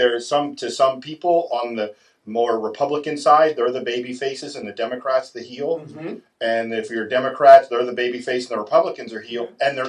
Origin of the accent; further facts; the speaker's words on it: Catonsville, Maryland, United States; my whole family's from Catonsville. I grew up in Catonsville. All my friends are in Catonsville